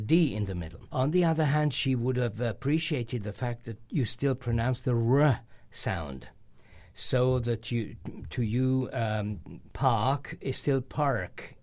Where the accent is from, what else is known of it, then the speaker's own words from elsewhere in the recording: Hungary; in current Hungarian, we say celeb